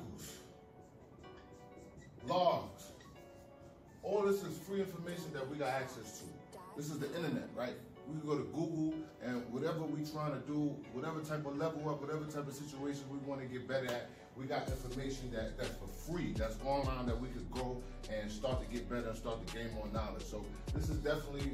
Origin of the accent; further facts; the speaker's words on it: New York City, New York, United States; I'm from New York City